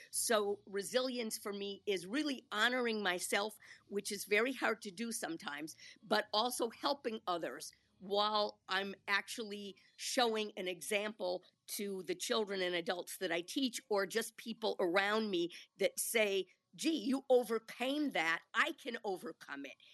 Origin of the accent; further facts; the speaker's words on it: Milwaukee, Wisconsin, United States; I grew up in Milwaukee